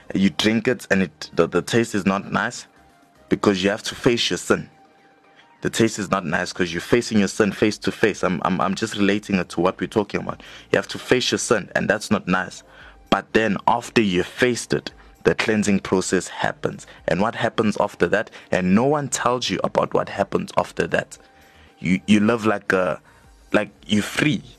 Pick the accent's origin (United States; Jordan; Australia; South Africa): South Africa; Johannesburg, Gauteng; we are both from Johannesburg South